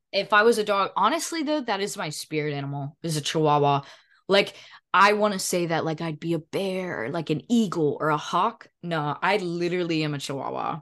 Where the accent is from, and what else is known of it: Edenton, North Carolina, United States; born or raised there; moved away